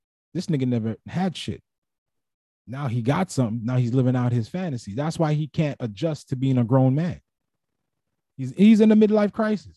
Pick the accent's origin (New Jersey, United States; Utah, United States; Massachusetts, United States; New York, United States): New York, United States; New York City; where I grew up in Brooklyn, that's how a lot of dudes lost their lives